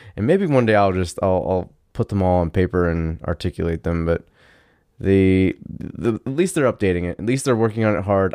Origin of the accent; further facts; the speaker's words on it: United States; I'm American